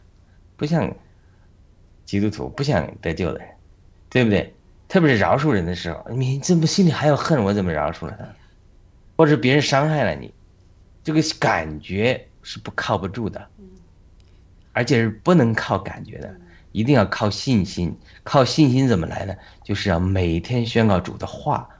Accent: Hebei, China; moved away as an adult; also born or lived in London, United Kingdom; now in United States; 我们是河北人，但我们是从民国之后划到河北的，但我们以前都是河南。

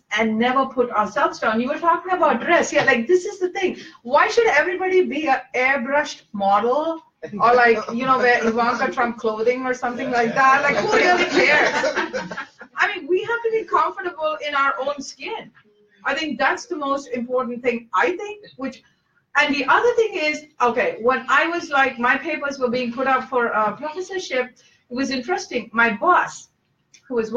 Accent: India; moved away; growing up in India

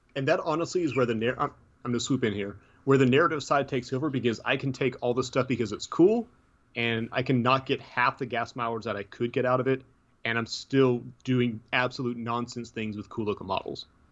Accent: Tennessee, United States; I'm from Tennessee, so be surprised I can speak English at all

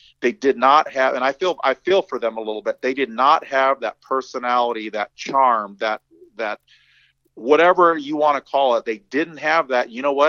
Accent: Torrance, California, United States; also born or lived in San Pedro / Harbor City; I grew up in South Torrance, man, San Pedro and San Pedro, as the Mexicans say, and Harbor City.

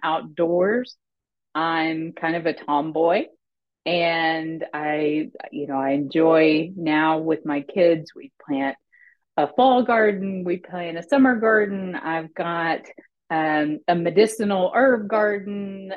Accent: Arkansas, United States; i grew up in small town arkansas

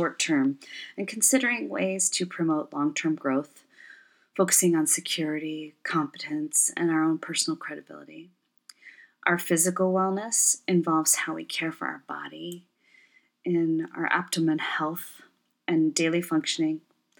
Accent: Michigan, United States; also born or lived in Ontario, Canada; now in Portland, United States; I work and live in Portland, Oregon. I was originally from the Great Lakes region, and I say it like that because I grew up bouncing a bit between Michigan and Ontario, Canada throughout my childhood, and grew up the youngest of six.

